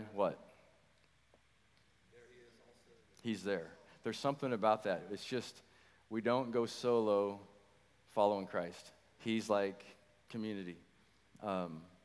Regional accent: Nebraska, United States; also born or lived in St. Louis, Missouri; now in Wichita, United States; we moved here to Wichita about 20 years ago, and from St. Louis, Missouri. Born and raised in Nebraska.

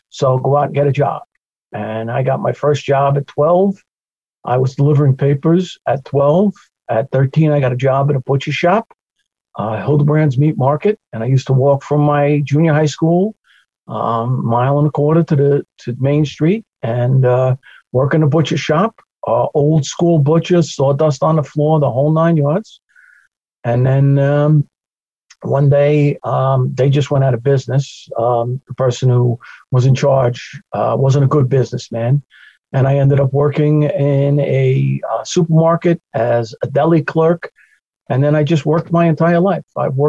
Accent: Glen Cove, New York, United States; born there; I was born in Glen Cove City Hospital, New York. We lived in Plainview for the first 2 years of my life.

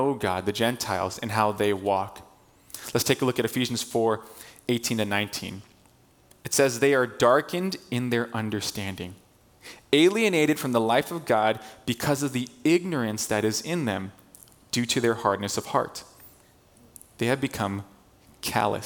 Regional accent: Torrance, California, United States; we're from SoCal, from the South Bay, we've lived in the Torrance area for our whole lives

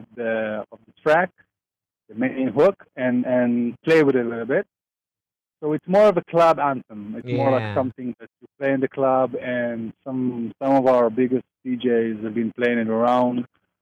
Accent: Tel Aviv, Tel Aviv District, Israel; I'm from Tel Aviv

